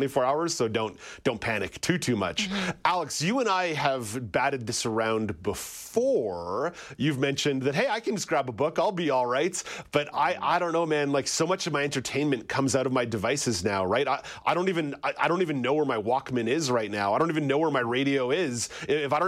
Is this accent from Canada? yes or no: yes; Montreal, Quebec, Canada; Growing up in Montreal